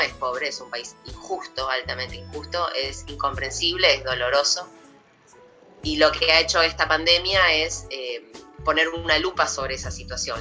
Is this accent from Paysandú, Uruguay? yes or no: no; Montevideo, Uruguay; yo soy de Cerro de Montevideo, o sea, yo crecí